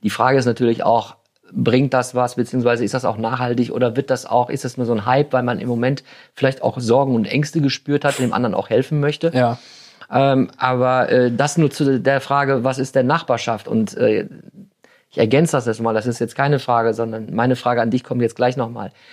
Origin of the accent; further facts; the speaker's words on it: Germany; als Deutsche